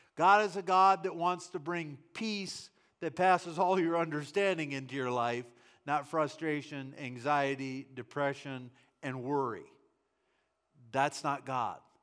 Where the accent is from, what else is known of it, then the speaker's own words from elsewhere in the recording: United States; I am an American